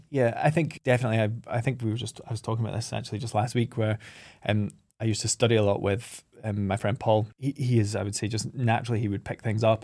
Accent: Oban, Scotland, United Kingdom; from three, four years old, we kind of, my parents moved us up to Oban

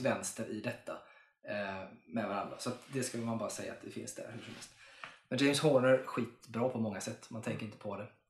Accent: Sweden; jag är svensk.

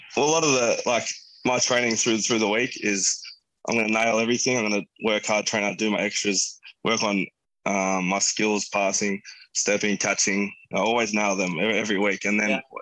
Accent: Camden, New South Wales, Australia; me as a kid there, growing up in Camden, playing footy

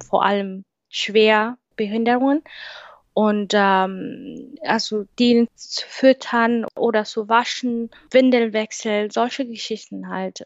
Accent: Kenya; German is a second language; moved away as an adult; now in Germany; fliege ich zurück nach meinem Heimatland

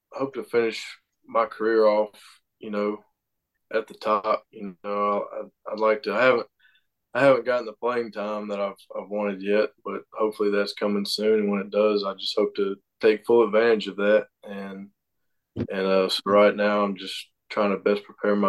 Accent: Mississippi, United States; I'm from Mississippi, so a big Brett Favre fan.

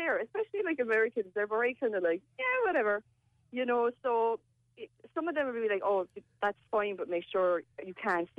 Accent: Macroom, Munster, Ireland; moved away; I'm from Macroom.

